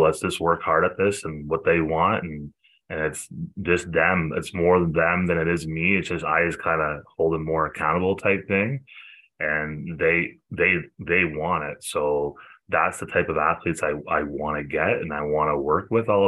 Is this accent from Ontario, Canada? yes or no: yes; Cobourg, Ontario, Canada; moved away as an adult; now in Bowmanville, Canada; I was still living in Coburg with my hometown